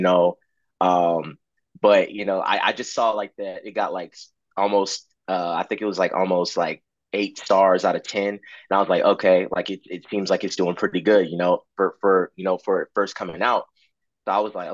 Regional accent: Charleston, South Carolina, United States; this performing arts school in my hometown in Charleston, South Carolina

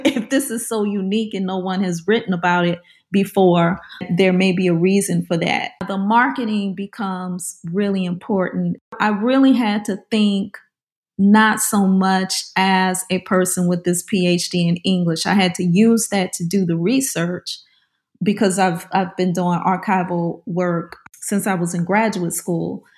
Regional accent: New Orleans, Louisiana, United States; I grew up in the New Orleans area

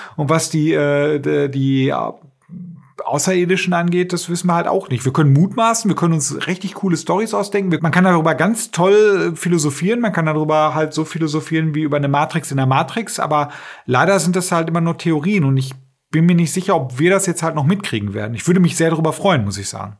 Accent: Germany; wir sind ja Deutsche

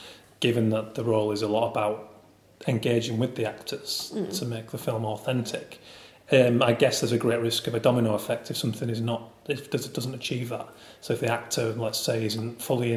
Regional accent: near Haworth, Yorkshire and the Humber, United Kingdom; moved away; I'm from West Yorkshire originally, I'm from a stone's throw from Haworth

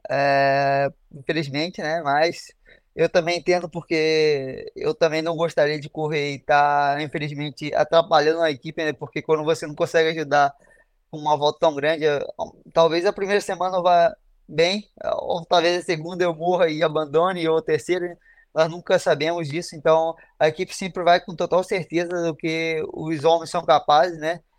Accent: Brazil; Eu tinha falado que a gente é brasileiro e às vezes a gente chega aqui e acha que é isso e, e é totalmente o contrário

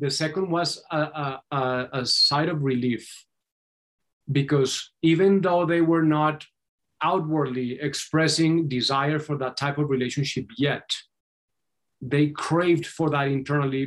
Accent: Colombia; moved away; I was born and raised in Colombia

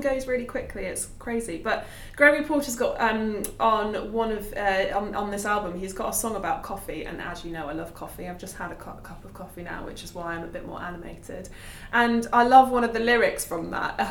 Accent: Nottingham, East Midlands, United Kingdom; obviously I'm from Nottingham

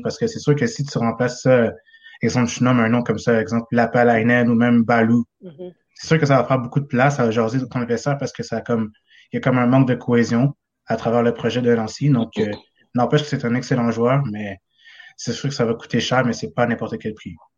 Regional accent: South Shore, Quebec, Canada; je suis de la Rive-Sud

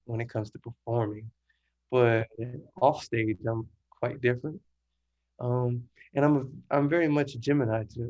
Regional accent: New Orleans, Louisiana, United States; I'm from New Orleans, Louisiana. Mm-hmm. Downtown Seven, out here. Single parent household. We live with my grandfather

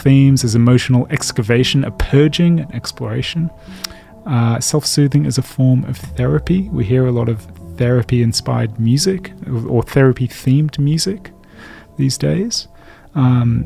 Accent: England, United Kingdom; I am English. I am old.

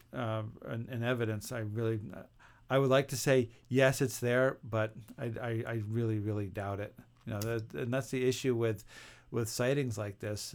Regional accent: St. Johnsbury, Vermont, United States; my hometown of Saint Johnsbury, Vermont

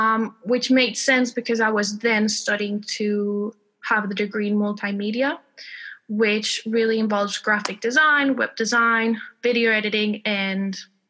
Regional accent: Spain; accent: American; English is a second language; also born or lived in Texas; now in United Kingdom; I am based in the UK, even though I'm originally from Spain. You might hear a bit of an American accent because I learned English in Texas.

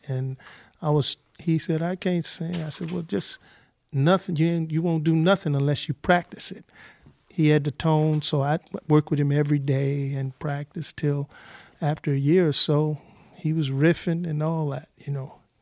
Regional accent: Los Angeles, California, United States; also born or lived in South Bend, Indiana / Tennessee; I was from the Nickus and Garden and Watts

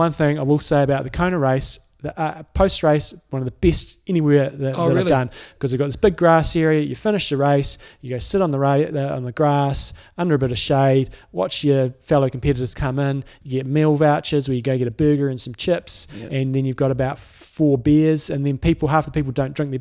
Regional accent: Christchurch, Canterbury, New Zealand

